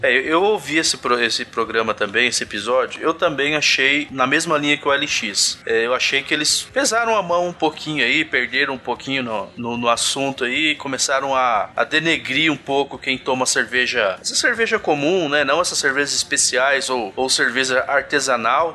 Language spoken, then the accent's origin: Portuguese; Central-West Brazil, Brazil; eu sou aqui do, do interior do Brasil, aqui do, do coração do Brasil, aqui do Centro-Oeste